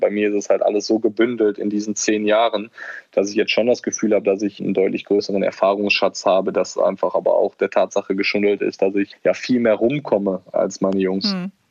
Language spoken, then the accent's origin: German; Germany; moved away as an adult; also born or lived in Netherlands; ich bin in Deutschland aufgewachsen, hier sind meine Wurzeln.